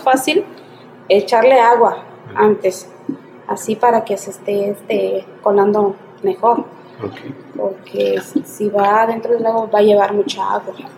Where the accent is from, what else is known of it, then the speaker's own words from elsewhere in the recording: Asunción Ixtaltepec, Oaxaca, Mexico; Soy de aquí de Iztapeltec, de Oaxaca